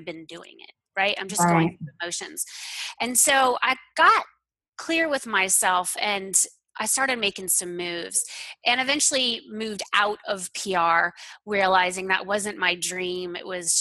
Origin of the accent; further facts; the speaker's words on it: Florida, United States; I grew up in Florida